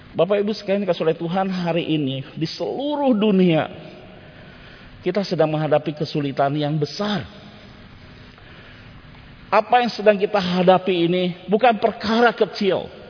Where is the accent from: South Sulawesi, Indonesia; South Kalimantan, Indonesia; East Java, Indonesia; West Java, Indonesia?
West Java, Indonesia; Bandung; Waktu masa remaja saya, Bapak Ibu di kota Bandung, saya pernah disuruh pergi untuk mengantar sesuatu ke sebuah gereja.